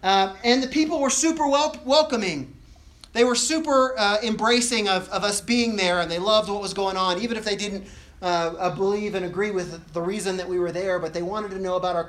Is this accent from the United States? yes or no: no; Equatorial Guinea; When I grew up in Africa, originally we lived in a big city, and I use that term very loosely, a big city like the size of Laramie, in Equatorial Guinea, the biggest city in the country at the time